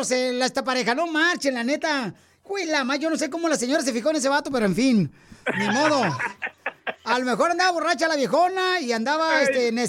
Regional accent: San Luis Potosí, Mexico; also born or lived in Michigan; now in United States; De San Luis, de River, de San Luis Potosí

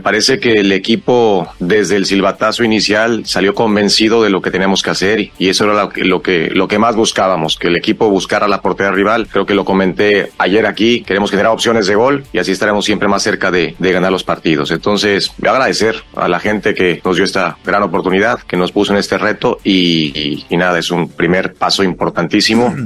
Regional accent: Mexico; somos mexicanos

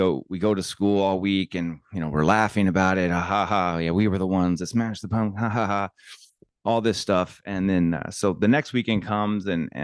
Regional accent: Santa Ynez Valley, California, United States; I grew up with up in San Ynez

